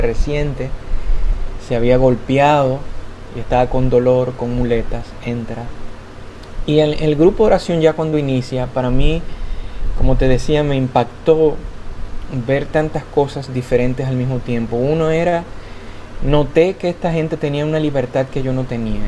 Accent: Dominican Republic; yo soy de República Dominicana

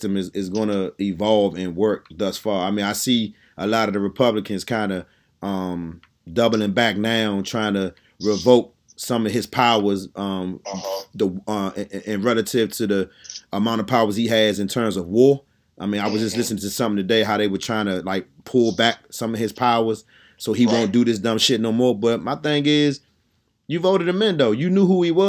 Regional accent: Washington, District of Columbia, United States; I came from Southeast DC

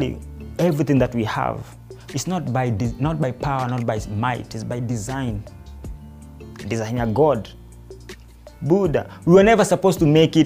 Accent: Nairobi, Kenya; we were growing up in Dandora

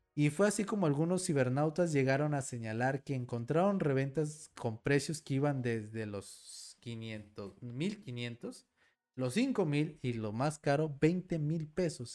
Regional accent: Mexico; mi México mágico

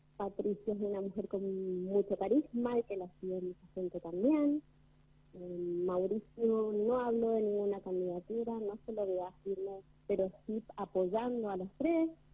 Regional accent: Argentina; como argentinos

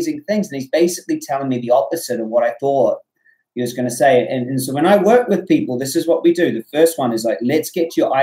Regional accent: New Zealand; I'm from New Zealand

